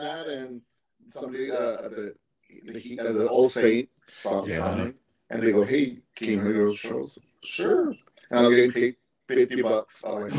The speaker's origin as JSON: {"language": "English", "town": "Orlando", "region": "Florida", "country": "United States", "tie": "born or raised there", "said": "when I was growing up in Orlando"}